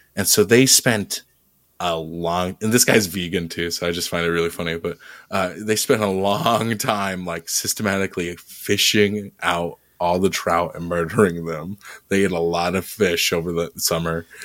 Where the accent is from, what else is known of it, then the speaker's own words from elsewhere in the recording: Colorado, United States; I was born in Colorado